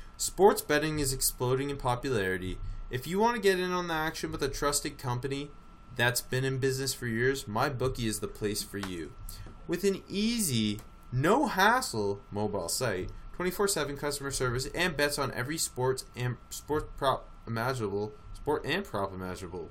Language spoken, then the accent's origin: English; Eugene, Oregon, United States; I grew up in Eugene